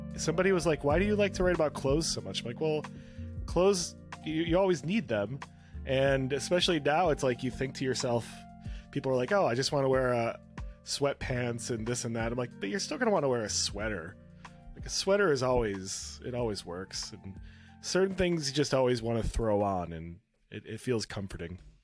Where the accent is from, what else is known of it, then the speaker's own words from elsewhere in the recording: North Shore, Chicagoland area, Illinois, United States; now in Brooklyn, United States; I grew up on the North Shore. I, I always tell people I grew up up and down the lake in, in the Chicagoland area